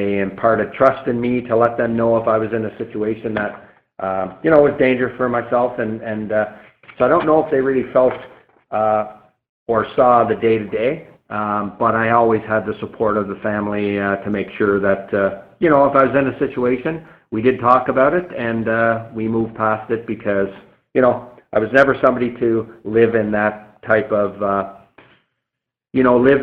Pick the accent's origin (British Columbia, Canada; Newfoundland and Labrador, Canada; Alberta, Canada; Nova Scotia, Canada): Nova Scotia, Canada; moved away as an adult; I grew up in Nova Scotia